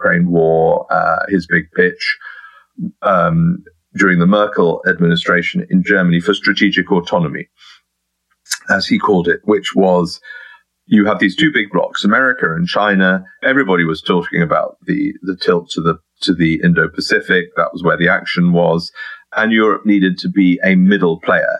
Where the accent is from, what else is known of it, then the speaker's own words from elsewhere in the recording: United Kingdom; as a Brit